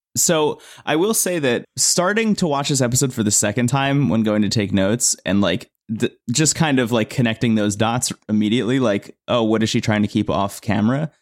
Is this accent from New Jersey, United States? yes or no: yes; New Jersey, United States; I was born in New Jersey and I've lived here